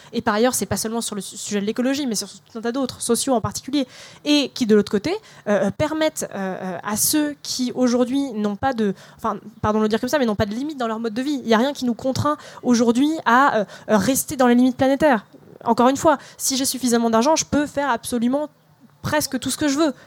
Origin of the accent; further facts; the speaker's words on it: Melun, Île-de-France, France; moi j'ai grandi euh, à Melun en passant toute ma scolarité dans des ZEP.